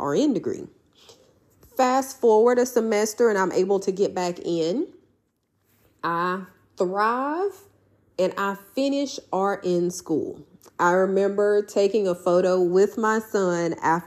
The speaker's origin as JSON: {"language": "English", "town": "Houston", "region": "Mississippi", "country": "United States", "tie": "born or raised there", "said": "my hometown of Houston, Mississippi"}